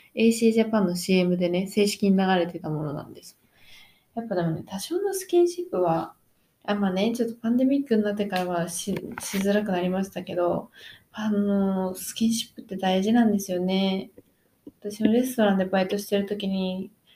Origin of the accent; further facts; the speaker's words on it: Japan; moved away as an adult; now in Australia; 日本出身です